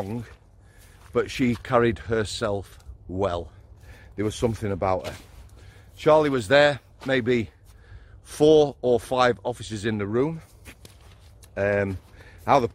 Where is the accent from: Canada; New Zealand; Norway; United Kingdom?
United Kingdom; Yorkshire and the Humber; as a Yorkshireman